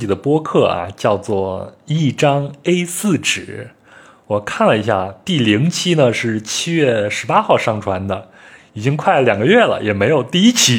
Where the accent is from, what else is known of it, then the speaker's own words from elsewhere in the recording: North China, China; 因为我是出生在北方嘛，在我的小时候，也就是八九十年代。南方对于我们这些北方佬来说呢，就相当于是天堂。